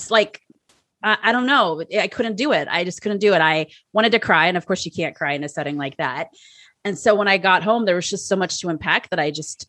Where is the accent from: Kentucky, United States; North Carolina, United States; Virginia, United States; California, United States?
California, United States; San Francisco; also born or lived in Iowa; San Francisco, which is my hometown